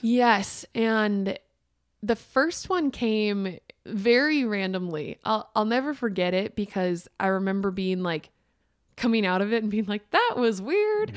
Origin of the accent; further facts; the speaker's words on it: Minnesota, United States; moved away; also born or lived in Wisconsin; I'm from Minnesota